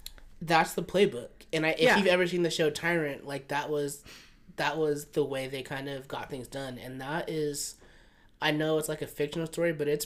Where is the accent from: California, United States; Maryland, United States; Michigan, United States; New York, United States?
California, United States; I'm from California